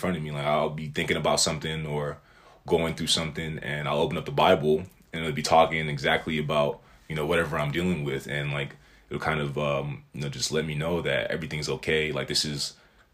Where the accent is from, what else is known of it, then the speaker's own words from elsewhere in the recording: United States; I was born here